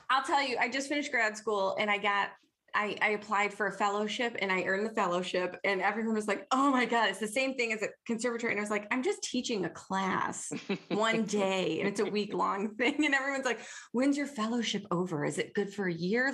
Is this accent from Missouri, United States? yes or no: no; Detroit, Michigan, United States; accent: Detroit; I'm from Detroit. We have a weird accent.